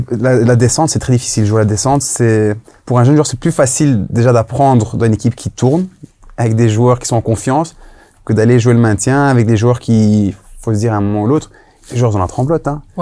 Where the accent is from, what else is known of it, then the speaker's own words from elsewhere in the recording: Brussels, Brussels-Capital Region, Belgium; moi je suis bruxellois.